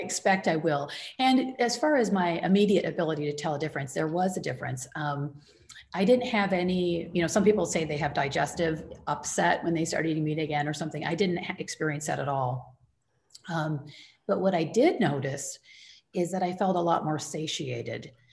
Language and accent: English; Michigan, United States; now in Northern California, United States; I grew up in the Midwest in Michigan